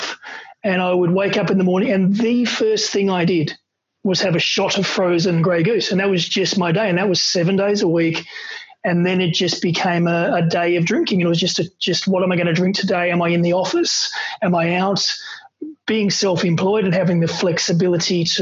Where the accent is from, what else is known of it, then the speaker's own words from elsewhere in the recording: Australia; being an Aussie and when you're from Australia